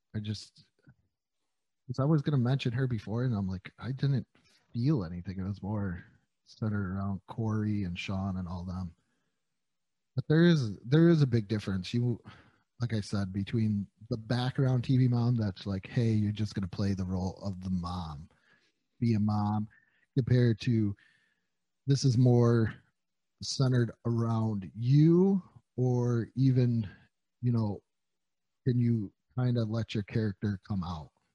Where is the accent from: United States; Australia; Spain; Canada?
United States; New York; I'm from New York.